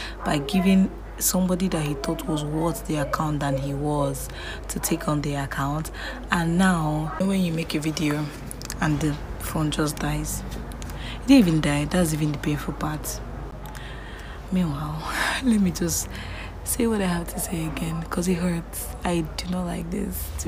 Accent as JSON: {"language": "English", "country": "Nigeria", "said": "as an African, as a Nigerian"}